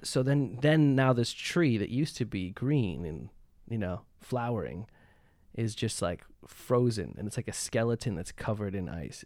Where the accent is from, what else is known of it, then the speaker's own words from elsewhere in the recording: Canada; moved away as an adult; now in Los Angeles, United States; I was from Canada